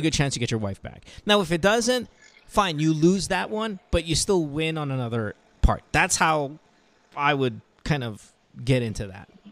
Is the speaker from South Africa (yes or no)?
no; Philippines; bilang Pinoy